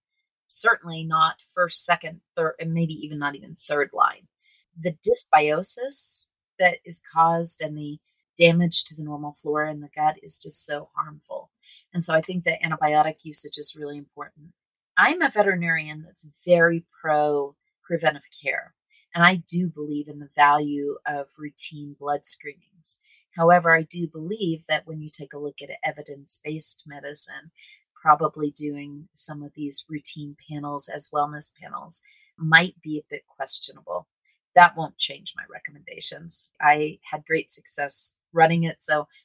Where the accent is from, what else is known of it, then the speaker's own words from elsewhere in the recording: Colorado, United States; Peak is a nod to my home state of Colorado, and it's also a nod to being the best, being at the pinnacle of your game.